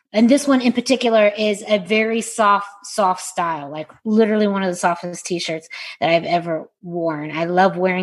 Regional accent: Southwest, United States; kid growing up in the Southwest

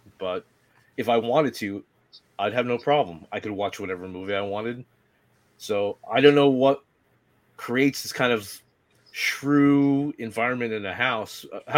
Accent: Northeast, United States; I don't know if it's because I'm from the Northeast.

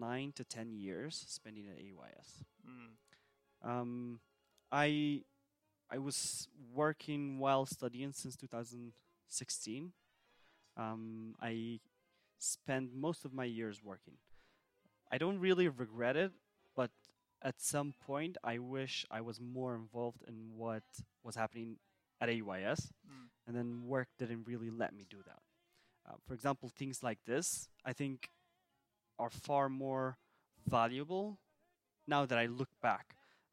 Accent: Sulaymaniyah, Kurdistan Region, Iraq; So I'm from Slemani originally.

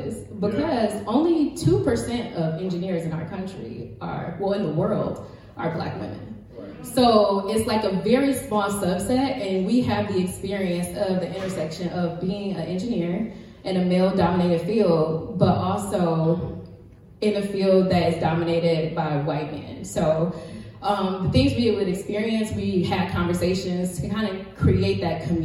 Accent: Detroit, Michigan, United States; we are engineers, but we are from Detroit, so it can be a little ghetto.

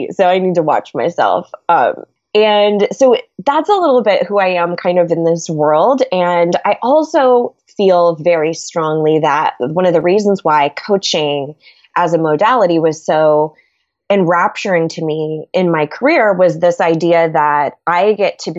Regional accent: California, United States; So that's been sort of an adventure going from being a Californian to a Southerner, which is crazy.

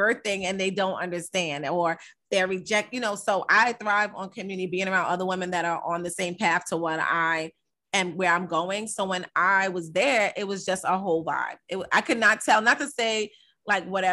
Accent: Amityville, New York, United States; I'm from Amityville

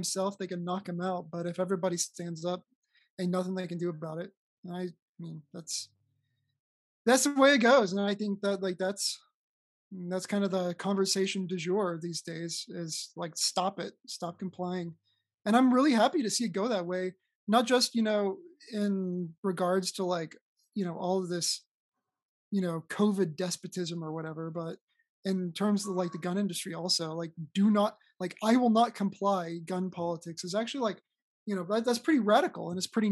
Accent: Oklahoma, United States; now in Texas, United States; my home state of Oklahoma

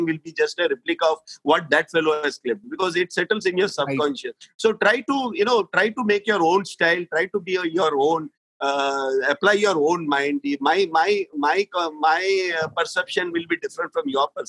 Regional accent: Mumbai, Maharashtra, India; I'm born and brought up in Bombay.

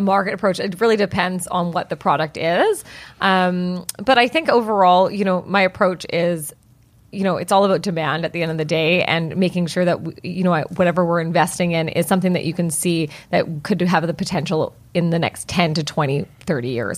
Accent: Vancouver, British Columbia, Canada; I am born and bred in Vancouver, British Columbia

